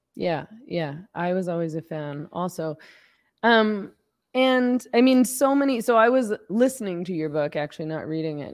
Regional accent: Vancouver, British Columbia, Canada; I'm from B C, so I'm from the West

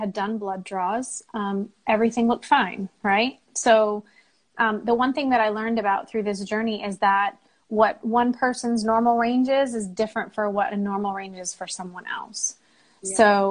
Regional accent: San Jose, California, United States; moved away as an adult; also born or lived in Seattle; now in North Carolina, United States; I lived in California most of my life. Bay Area, San Jose

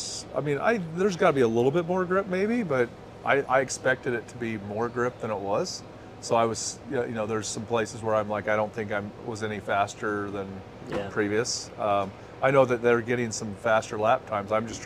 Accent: Phoenix, Arizona, United States; we're from Phoenix

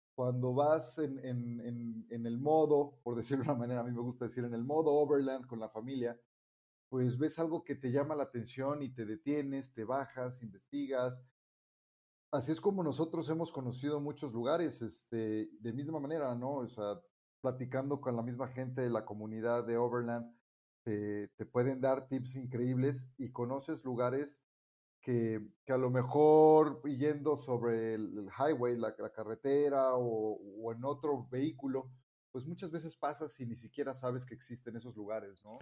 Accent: Mexico; yo soy mexicano

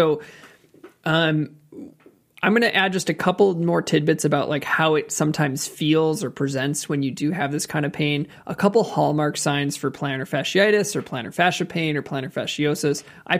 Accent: Wisconsin, United States; We're from Wisconsin, aren't we?

